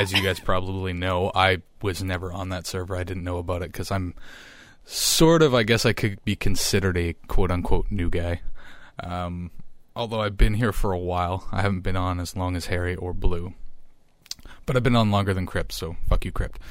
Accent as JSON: {"language": "English", "area": "small town on the shores of Lake Huron", "region": "Ontario", "country": "Canada", "tie": "born or raised there", "moved": "as an adult", "lives_now": "Ottawa, Canada", "said": "the population of my hometown is thirty-five hundred people."}